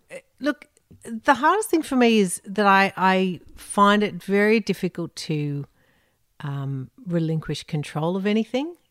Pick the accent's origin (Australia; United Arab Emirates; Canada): Australia; Sydney, New South Wales; moved away as an adult; also born or lived in United Kingdom; in Sydney. in northern beaches in Sydney